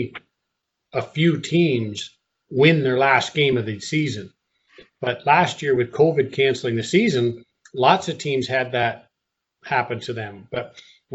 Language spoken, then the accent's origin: English; Canada; moved away; my wife and I are both born and raised in Canada